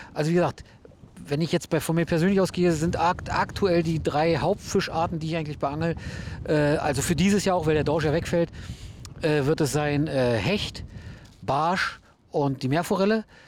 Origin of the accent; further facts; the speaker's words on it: Hennigsdorf, Brandenburg, Germany; moved away as an adult; also born or lived in Rüdersdorf; now in Rügen, Germany; aus Brandenburg, genau. Also wie gesagt, geboren in Rüdersdorf, also gleich um die Ecke bei euch. Dann äh, in Henningsdorf meine Jugend verbracht.